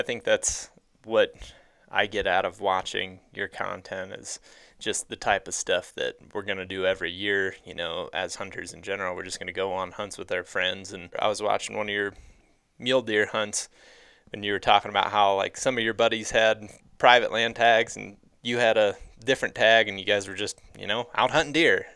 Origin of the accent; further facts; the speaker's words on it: Ohio, United States; I grew up in Ohio